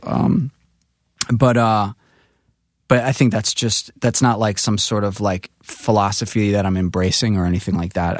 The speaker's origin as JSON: {"language": "English", "town": "New York City", "region": "New York", "country": "United States", "tie": "born or raised there", "said": "coming from Rockaway"}